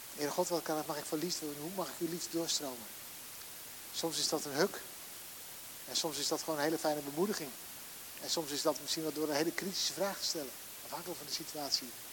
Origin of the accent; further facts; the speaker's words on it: Netherlands; Wij zijn als Nederlandse, Nederlandse mensen